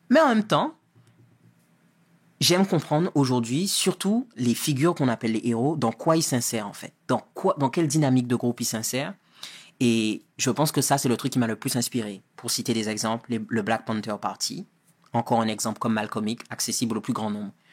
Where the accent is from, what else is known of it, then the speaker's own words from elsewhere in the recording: Guadeloupe, France; ah ben moi, je viens de Guadeloupe, c'est en Caraïbes